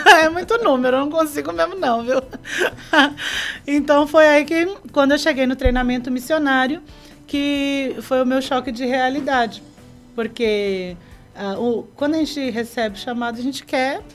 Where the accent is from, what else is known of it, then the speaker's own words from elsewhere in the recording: Brazil; moved away as an adult; also born or lived in Peru; eu morava no Maitá. Eu era, uhum. eu era da, da Peniel de Maitá. Então, ali no bairro foi onde eu cresci